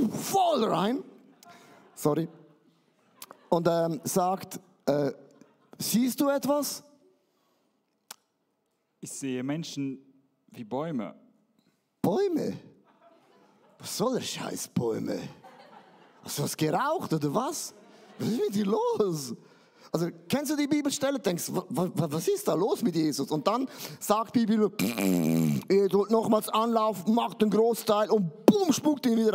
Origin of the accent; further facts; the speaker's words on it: Switzerland; Ich bin ja ein Schweizer, uns gehört sowieso die Welt.